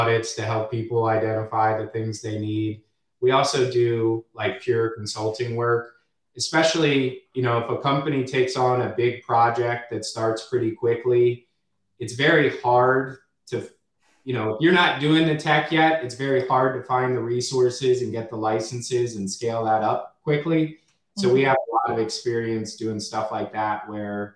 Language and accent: English; Washington, District of Columbia, United States; I'm a true hometowner. I'm from the Washington, D.C. area, very loyal to it.